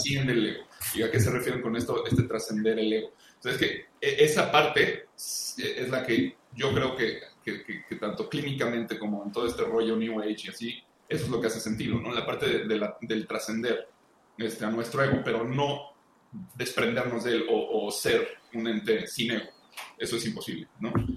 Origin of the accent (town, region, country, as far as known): Mexico